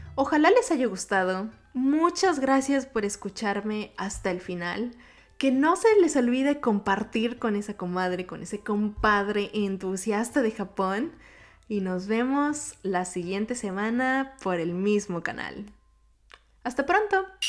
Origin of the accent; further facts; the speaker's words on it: Mexico City, Mexico; accent: Mexico City; first language Japanese; Spanish is a second language; also born or lived in Yokohama, Kanagawa, Japan; viví gran parte de mi vida en México. Específicamente en la Ciudad de México, por si van notando este acento medio cantadito.